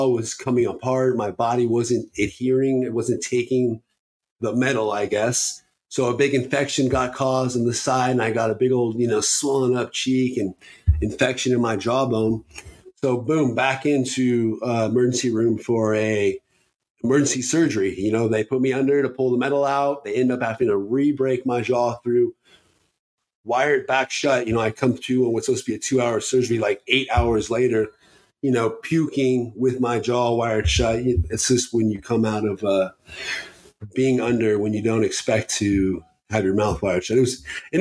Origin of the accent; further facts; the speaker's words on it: Fairbanks, Alaska, United States; I was born and raised in Fairbanks, Alaska.